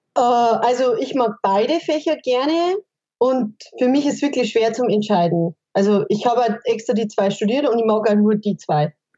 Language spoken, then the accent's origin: German; Bavaria, Germany; bei uns in Bayern